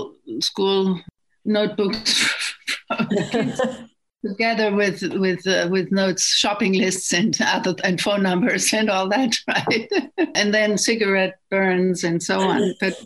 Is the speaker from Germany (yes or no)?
yes; Germany; moved away as an adult; also born or lived in Western Massachusetts; now in Massachusetts, United States; Germany was divided into four parts after the war. By occupiers, and we grew up in the American zone.